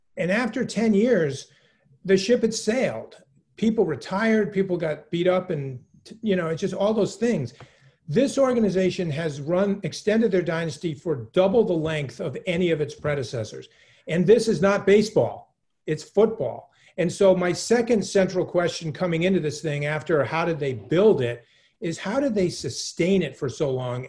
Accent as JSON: {"language": "English", "region": "New England", "country": "United States", "tie": "born or raised there", "said": "I'm born and raised in New England. I'm a New Englander, like to the core."}